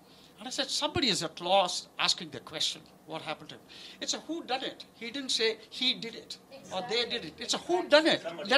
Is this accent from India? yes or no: yes; India; born there; I was born in British India. India became free when I was 5.